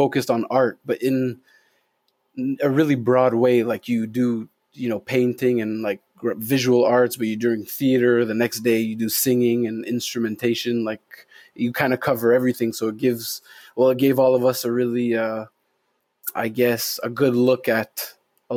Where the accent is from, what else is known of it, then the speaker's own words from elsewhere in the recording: Montreal, Quebec, Canada; I'm from Montreal, born and raised in LaSalle